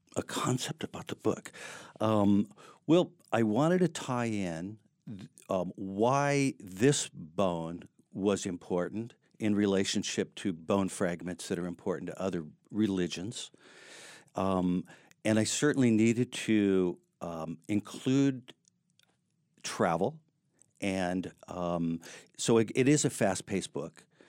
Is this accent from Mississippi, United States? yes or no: no; Seattle, Washington, United States; moved away as an adult; also born or lived in San Diego; now in Chico, United States; I grew up in Seattle